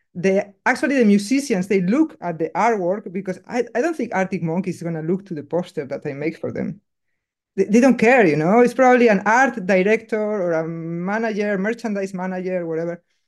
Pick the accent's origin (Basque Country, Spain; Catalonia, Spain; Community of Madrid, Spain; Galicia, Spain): Basque Country, Spain; English is a second language; moved away as an adult; now in Berlin, Germany; me, growing up in Basque Country